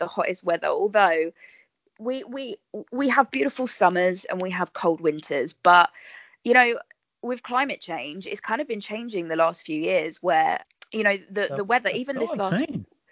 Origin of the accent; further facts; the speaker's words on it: Bracknell, South East England, United Kingdom; I'm from Bracknell in Berkshire. So probably about half hour drive from London.